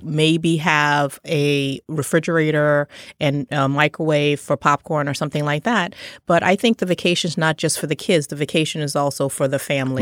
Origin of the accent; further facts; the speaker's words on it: Trinidad & Tobago; I was born in Trinidad